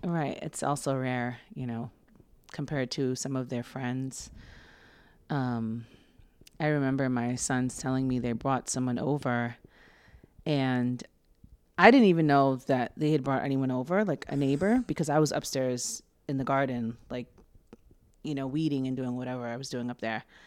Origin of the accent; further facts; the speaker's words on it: New York City, New York, United States; I was born in Mount Sinai Hospital, and, um, my parents lived in East Harlem until they split up when I was, just before my seventh birthday. So I've lived in Harlem for most of my life